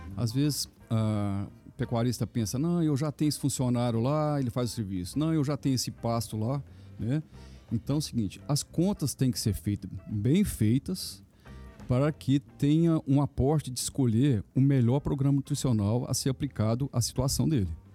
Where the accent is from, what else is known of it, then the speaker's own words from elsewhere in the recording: Minas Gerais, Brazil; sou mineiro